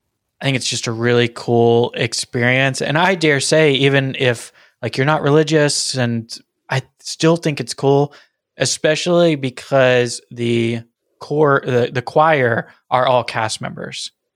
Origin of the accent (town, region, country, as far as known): Boston, Massachusetts, United States